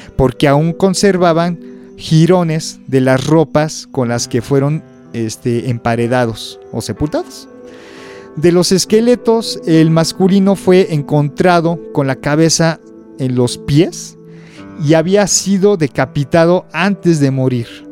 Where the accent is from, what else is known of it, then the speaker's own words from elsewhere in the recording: Mexico; como mexicanos